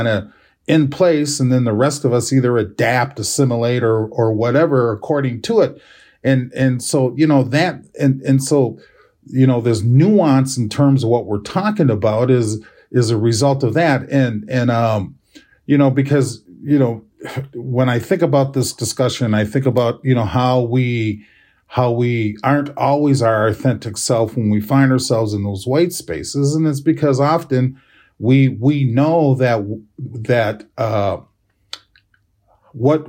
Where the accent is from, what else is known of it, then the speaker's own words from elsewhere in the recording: United States; as American Indian, as Native, as Indigenous individuals